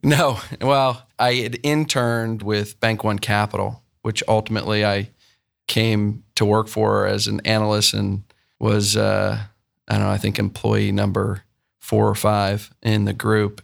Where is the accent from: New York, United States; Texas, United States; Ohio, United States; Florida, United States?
Ohio, United States; Columbus; also born or lived in Michigan; I grew up in Columbus and, um, ended up at Michigan